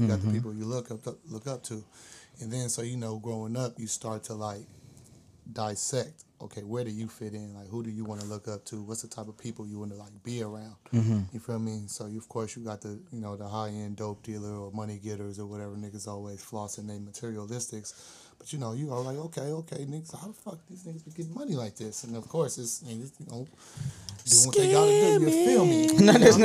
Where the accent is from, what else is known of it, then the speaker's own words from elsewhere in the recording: Berkeley, California, United States; I'm originally from Berkeley